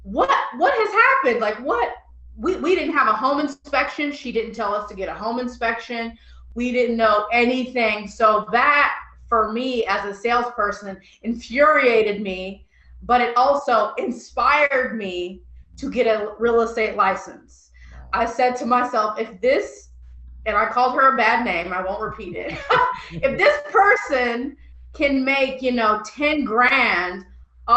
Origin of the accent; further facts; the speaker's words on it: Illinois, United States; I'm from Illinois, so I'm used to U of I, Illinois State, or UIC